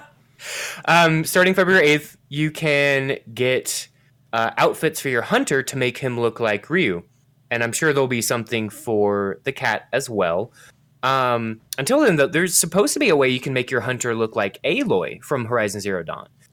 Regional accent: United States

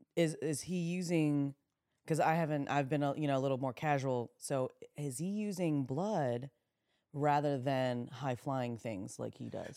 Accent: Pennsylvania, United States; moved away as an adult; also born or lived in Las Vegas; we're from Pennsylvania

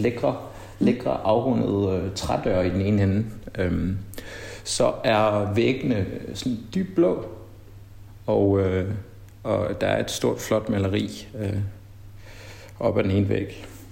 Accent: Denmark; moved away as an adult; also born or lived in Brussels, Belgium; now in Mali; jeg havde grundlæggende ikke haft det så forfærdeligt godt i, i folkeskolen hjemme i Danmark

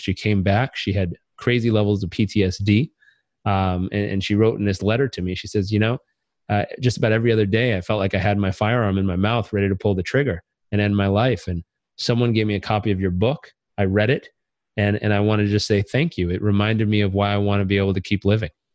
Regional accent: Southern California, United States; I grew up in Southern California, where we think meditation and vegetable juice heals everything.

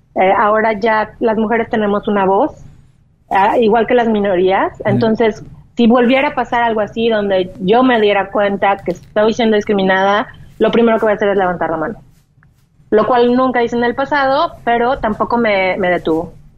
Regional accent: Mexico; moved away as an adult; also born or lived in Boston, United States; now in United States; lo que yo ya había aprendido mm. en México

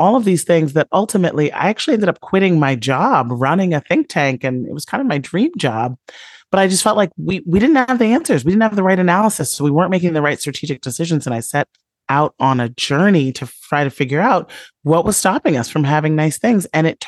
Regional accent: Chicago, Illinois, United States; that I saw all around me growing up in the South Side of Chicago during the kind of rolling thunder of the inequality era under Ronald Reagan.

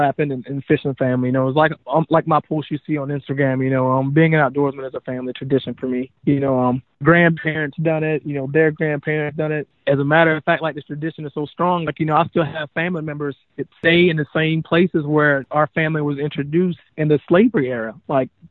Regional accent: Hilliard, Florida, United States; moved away as an adult; now in Minnesota, United States; growing up in North Florida, our city that I grew up in is called Hilliard, Florida

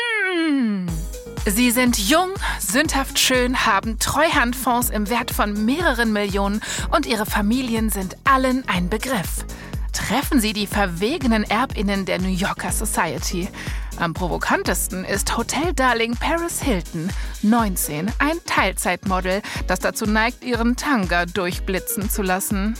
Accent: Berlin, Germany; Ich bin in Berlin aufgewachsen.

